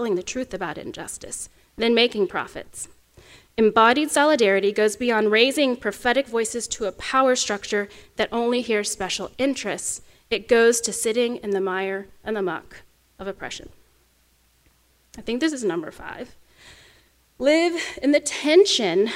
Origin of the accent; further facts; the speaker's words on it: Oklahoma, United States; accent: Oklahoma; my home state of Oklahoma